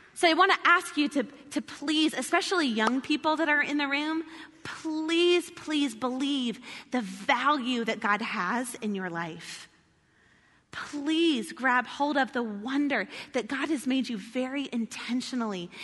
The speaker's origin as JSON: {"language": "English", "region": "the South", "country": "United States", "said": "I'm from the South"}